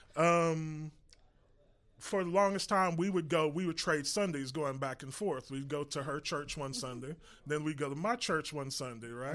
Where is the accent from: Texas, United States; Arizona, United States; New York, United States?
Texas, United States; Irving; I grew up in Irving